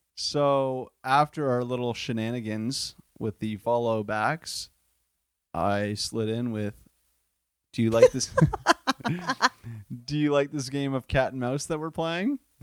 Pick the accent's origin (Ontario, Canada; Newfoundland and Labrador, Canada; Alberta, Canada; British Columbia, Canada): Ontario, Canada; Windsor; moved away as an adult; also born or lived in Buffalo, New York; I am from the Wynn City, Windsor, Ontario, um, s, most southern point of Canada